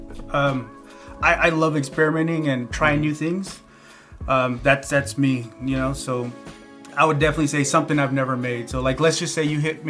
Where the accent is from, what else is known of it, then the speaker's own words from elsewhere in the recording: Visalia, California, United States; Born and raised here in Visalia, California